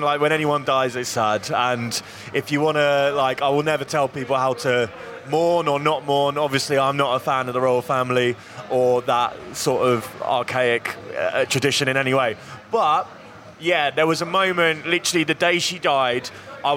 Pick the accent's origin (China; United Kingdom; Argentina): United Kingdom; Hastings, South East England; Hastings has become somewhere, like, when I was growing up there, it was rough.